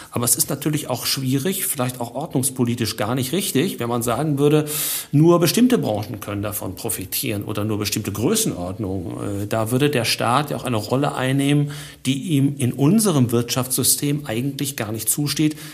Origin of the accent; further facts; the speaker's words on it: Dortmund, North Rhine-Westphalia, Germany; born there; aber als gebürtiger Dortmunder muss ich einfach bei den Schwarz-Gelben bleiben, habe aber auch ganz viel Sympathie für den VfL